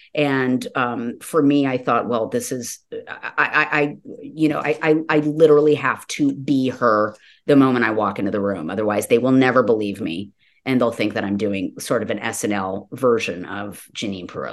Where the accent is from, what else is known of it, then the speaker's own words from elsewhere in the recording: Los Angeles, California, United States; I was born and raised in Los Angeles